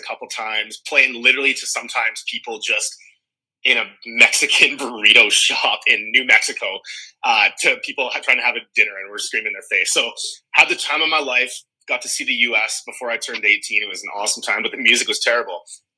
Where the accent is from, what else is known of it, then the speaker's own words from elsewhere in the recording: Edmonton, Alberta, Canada; we're all originally from Edmonton. So back in about 2003, I was still in high school, essentially.